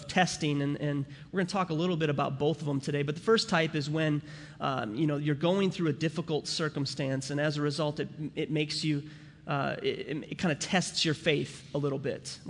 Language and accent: English; St. Cloud, Minnesota, United States; also born or lived in St. Paul, Minnesota; I was born in St. Paul, Minnesota, and I grew up in St. Cloud, Minnesota